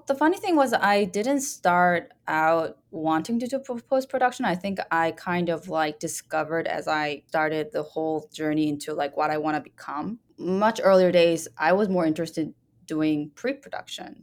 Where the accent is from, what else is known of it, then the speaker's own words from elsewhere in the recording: Canada; moved away as an adult; I'm Canadian